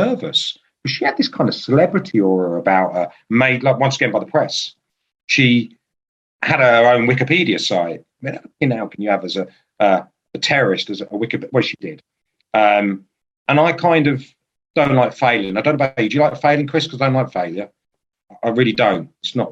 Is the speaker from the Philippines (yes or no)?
no; Aldershot, South East England, United Kingdom; moved away; I'm born in Aldershot. I'm not there now.